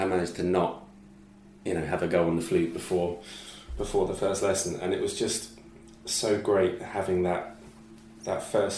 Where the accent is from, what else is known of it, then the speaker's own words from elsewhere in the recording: Brighton, South East England, United Kingdom; accent: English; also born or lived in Limerick, Ireland; growing up in Brighton on the south coast